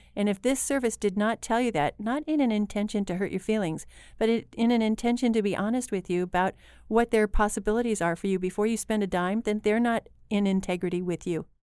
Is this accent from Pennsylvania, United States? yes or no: no; Lincoln, Illinois, United States; I'm from Lincoln, Illinois